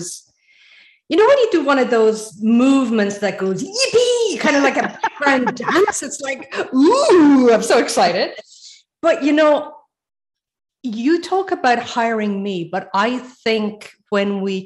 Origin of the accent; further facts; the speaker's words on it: Ireland; now in Sweden; I'm Irish and living in Sweden.